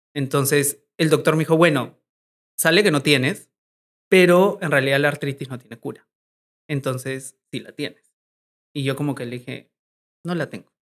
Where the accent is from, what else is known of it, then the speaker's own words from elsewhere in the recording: Arequipa, Peru; now in Lima, Peru; Arequipa, que es de donde yo soy, de donde está mi familia